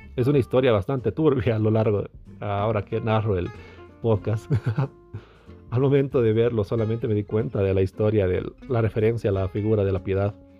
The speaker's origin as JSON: {"language": "Spanish", "region": "Tarija", "country": "Bolivia", "tie": "born or raised there", "said": "yo nací en Tarija, en Bolivia"}